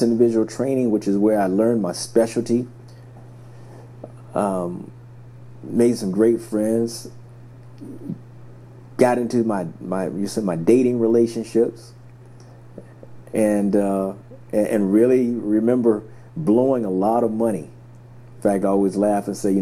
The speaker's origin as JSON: {"language": "English", "area": "a small town outside of Savannah", "region": "Georgia", "country": "United States", "tie": "born or raised there", "said": "I grew up in a small town outside of Savannah, Georgia. So I grew up in the South"}